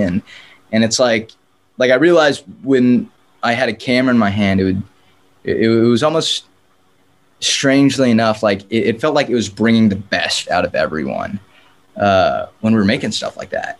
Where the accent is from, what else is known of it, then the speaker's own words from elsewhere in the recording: San Diego, California, United States; moved away as an adult; now in Los Angeles, United States; born and raised in San Diego, but uh, now I'm living in Los Angeles